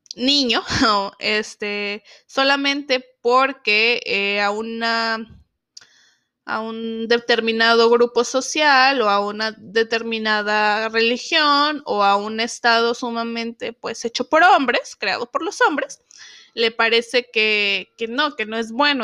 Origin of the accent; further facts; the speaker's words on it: Zacatecas, Mexico; yo soy de Zacatecas